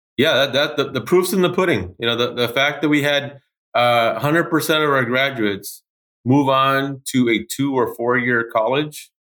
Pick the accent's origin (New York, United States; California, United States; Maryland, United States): California, United States; Los Angeles; moved away as an adult; now in Portland, United States; I'm originally from Los Angeles, California. I'm a first generation kid